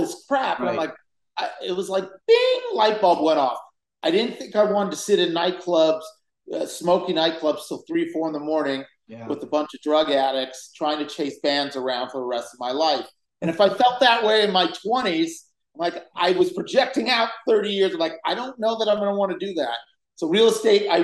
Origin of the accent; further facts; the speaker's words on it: Los Angeles, California, United States; I grew up in Los Angeles, and I grew up on the west side of Los Angeles